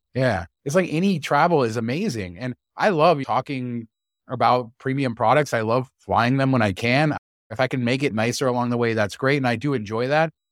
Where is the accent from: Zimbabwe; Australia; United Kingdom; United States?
United States; I'm American